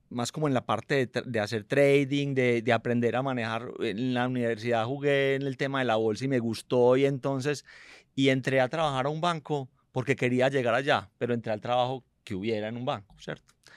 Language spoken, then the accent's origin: Spanish; Medellín, Antioquia, Colombia; also born or lived in United States; yo nací en Medellín